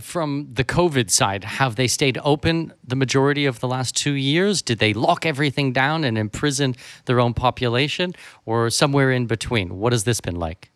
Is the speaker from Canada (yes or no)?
yes; Canada; moved away; I'm from Canada